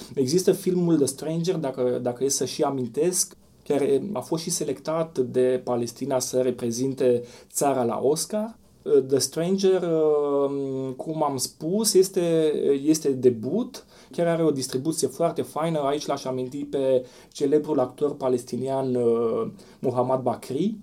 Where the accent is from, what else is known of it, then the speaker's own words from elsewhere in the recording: Romania; noi, ca români